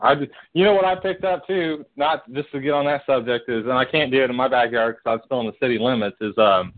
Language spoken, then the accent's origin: English; near Cincinnati, Ohio, United States; I'm from Ohio, but I pretty much, you know where Cincinnati is, right?